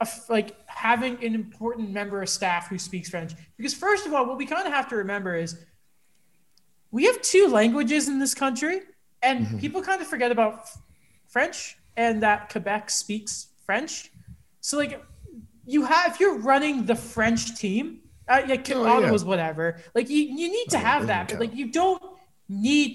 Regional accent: United Kingdom; I'm British.

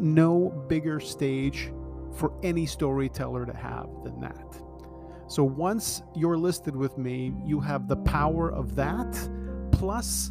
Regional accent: Toronto, Ontario, Canada; I was born and raised in Scarborough

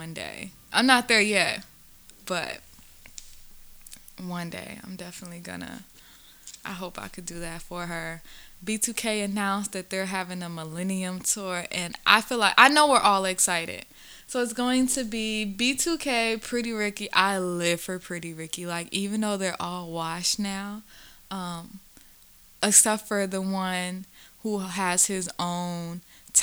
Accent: the South, United States; I grew up in the South

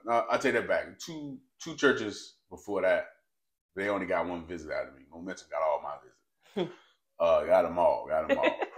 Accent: North Carolina, United States; now in Memphis, United States; I'm originally from North Carolina

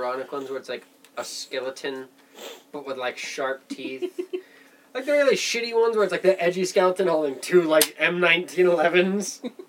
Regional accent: United States; We're American.

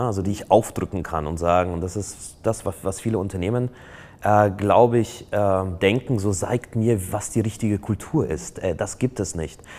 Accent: Poland; now in Germany; ich komme ja ursprünglich aus Polen

